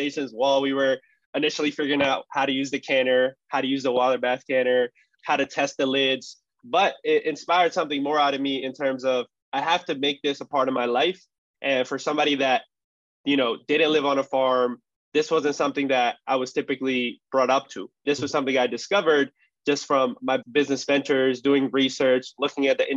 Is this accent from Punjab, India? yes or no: yes; Punjab, India; I'm from Punjab, which is Northern Indian